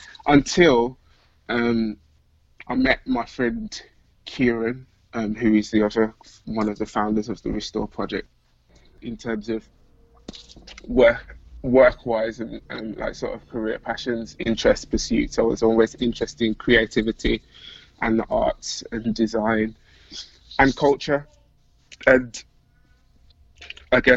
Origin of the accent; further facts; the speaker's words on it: Birmingham, West Midlands, United Kingdom; So I'm from Birmingham, UK, which is like the second city. Most of you will have probably heard of London, but Birmingham's like the kind of next biggest city in the country. I've been born and raised here.